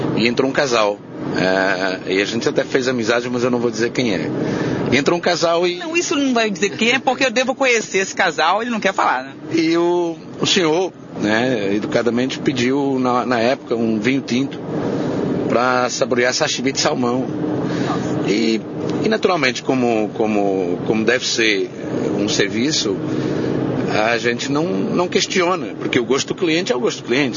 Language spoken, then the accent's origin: Portuguese; Montemor-o-Novo, Alentejo, Portugal; Montemor Novo, que é a minha terra natal